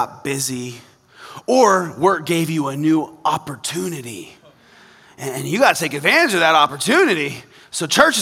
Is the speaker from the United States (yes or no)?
yes; Kansas, United States; I grew up in Kansas